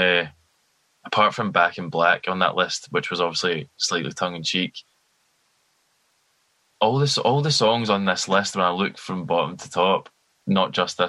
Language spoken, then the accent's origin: English; Glasgow, Scotland, United Kingdom; as like a fellow Glaswegian of them